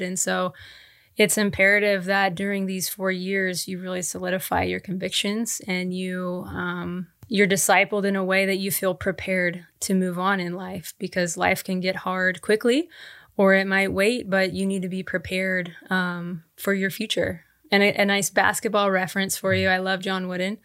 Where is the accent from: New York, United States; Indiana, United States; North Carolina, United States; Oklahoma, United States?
Oklahoma, United States; Tulsa; moved away; I was born and raised in Tulsa, Oklahoma